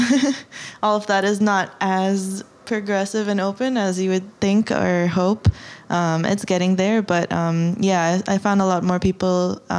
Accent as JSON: {"language": "English", "country": "Kuwait", "tie": "born or raised there", "said": "Kuwait's really growing fast since growing up, and now it changed dramatically. I think right after, I was born after the Gulf War anyway."}